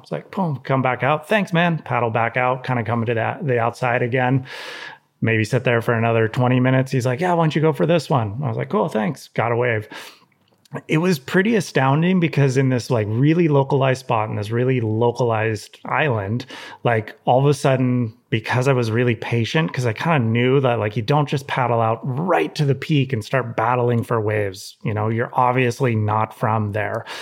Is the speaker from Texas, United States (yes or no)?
no; Santa Cruz, California, United States; growing up in Santa Cruz